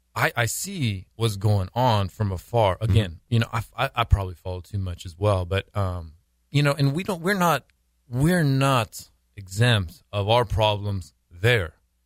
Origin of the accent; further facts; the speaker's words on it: United States; But, oh, I mean, I'm American, actually. I was mm-hmm. born here.